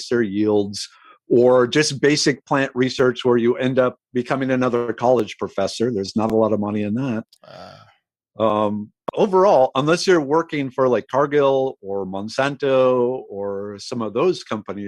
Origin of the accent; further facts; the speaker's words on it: St. Michael, Minnesota, United States; moved away as an adult; also born or lived in South Dakota / Albany area, New York; now in Houston, United States; I grew up in St. Michael, Minnesota, small farming community